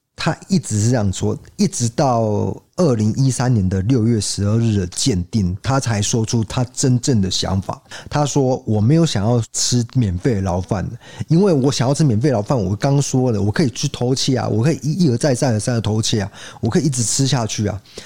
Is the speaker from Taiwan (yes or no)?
yes; southern Taiwan, Taiwan; 我 是南部人